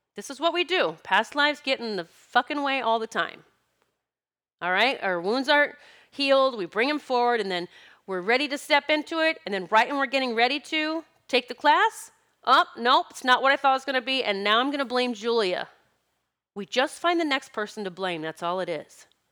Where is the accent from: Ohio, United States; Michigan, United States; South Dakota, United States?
South Dakota, United States; I grew up in South Dakota collecting gardens